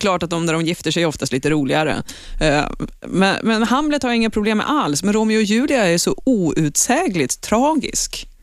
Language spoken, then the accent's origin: Swedish; Eskilstuna, Södermanland, Sweden; jag är ju uppvuxen i Eskilstuna